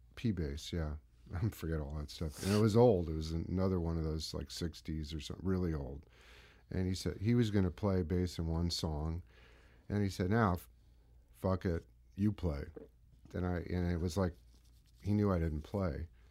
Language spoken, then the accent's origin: English; San Mateo, California, United States; also born or lived in Marin County; I grew up in, uh, Northern California in San Mateo